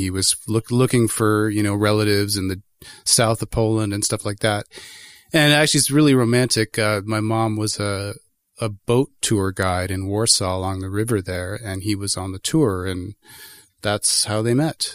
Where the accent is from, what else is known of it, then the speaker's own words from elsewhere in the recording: Toronto, Ontario, Canada; moved away as an adult; now in Guelph, Canada; I was born and raised in Toronto in Etobicoke and moved to Guelph